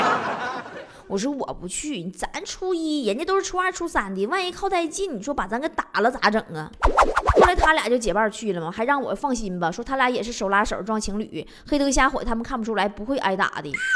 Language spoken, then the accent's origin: Chinese; China; 抱怨我们大陆人不懂生活。